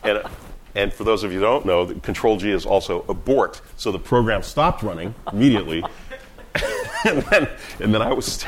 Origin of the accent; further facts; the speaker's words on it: Boston, Massachusetts, United States; I was born and raised in Boston